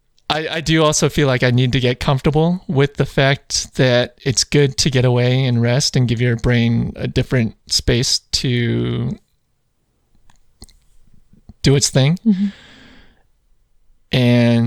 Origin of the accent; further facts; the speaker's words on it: Chicago, Illinois, United States; I grew up in Chicagoland